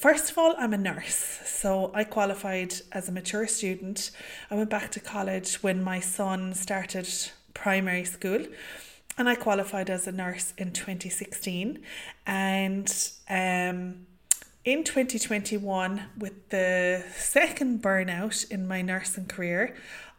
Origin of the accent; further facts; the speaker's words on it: County Limerick, Munster, Ireland; I am from County Limerick here in Ireland.